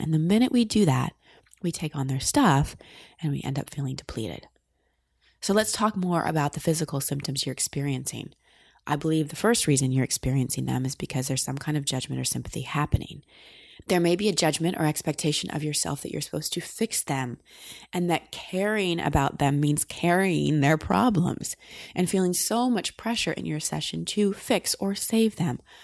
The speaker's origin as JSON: {"language": "English", "town": "Austin", "region": "Texas", "country": "United States", "tie": "born or raised there", "said": "in Austin, my hometown"}